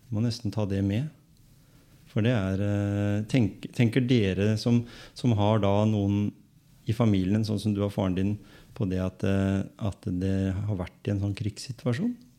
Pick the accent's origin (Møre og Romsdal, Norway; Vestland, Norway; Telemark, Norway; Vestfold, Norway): Telemark, Norway; Skien; Jeg kom jo fra Gråten